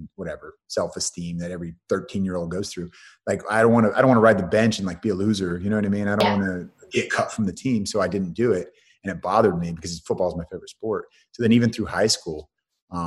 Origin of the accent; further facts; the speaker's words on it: San Francisco Bay Area, California, United States; also born or lived in Colorado; I was raised in the Bay Area, San Francisco Bay Area